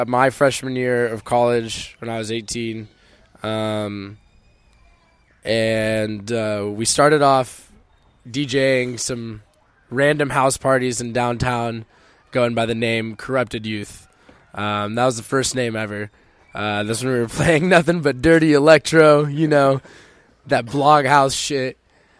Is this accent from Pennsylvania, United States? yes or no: no; Cupertino, California, United States; moved away as an adult; also born or lived in San Jose / Santa Clara; now in Los Angeles, United States; South Bay Area, San Jose, Cupertino is where I spent most of my later years, but I bounced around Santa Clara, San Jose, South Bay